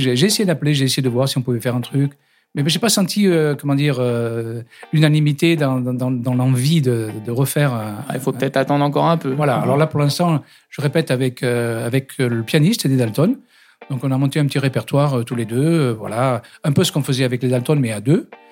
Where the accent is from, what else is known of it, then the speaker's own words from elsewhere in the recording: Saint-Denis, Île-de-France, France; moved away; je suis né à Saint-Denis